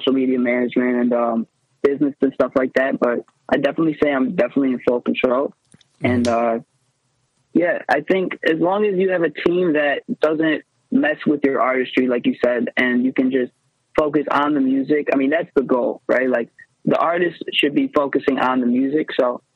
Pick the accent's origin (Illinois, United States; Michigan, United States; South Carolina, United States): Michigan, United States; Detroit; I'm from the Metro Detroit area